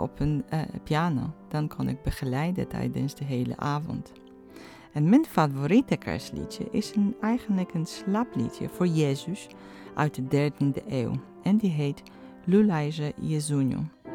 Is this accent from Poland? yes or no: yes; eastern Poland, Poland; moved away; In Oost-Polen, waar ik vandaan kom